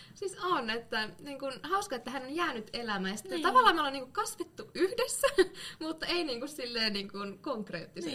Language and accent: Finnish; Lapua, South Ostrobothnia, Finland; moved away; kun olin vielä tuolla kotipuolessa, Lapualla